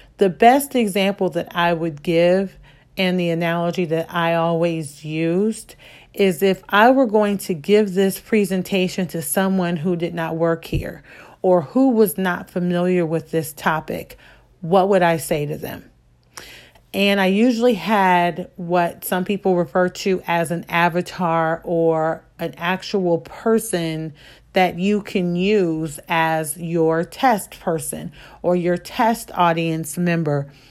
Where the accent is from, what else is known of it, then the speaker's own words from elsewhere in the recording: Midwest, United States; I come from the Midwest. And so there's different linguistic type of things happening that might not exist outside of where I was born or where I grew up.